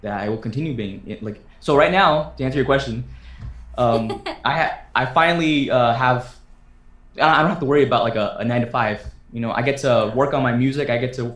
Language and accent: English; Vacaville, California, United States; I'm the boy from Vacaville